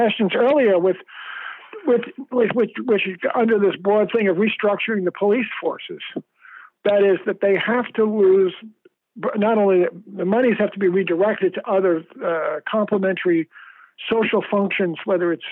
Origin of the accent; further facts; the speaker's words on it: New York City, New York, United States; I grew up in New York City, and we actually knew the cops walking on the beat in my neighborhood. In this, I grew up in Queens, New York